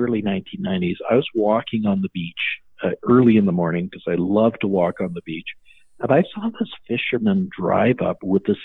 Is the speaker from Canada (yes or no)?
yes; Canada; I'm a doctor from Canada